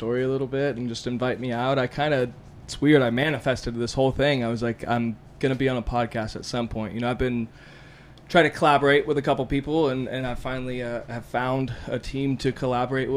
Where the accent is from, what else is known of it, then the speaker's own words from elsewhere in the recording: Houston, Texas, United States; also born or lived in Las Vegas, Nevada; I moved out with my mom, I guess, to Houston, Texas, and I was raised there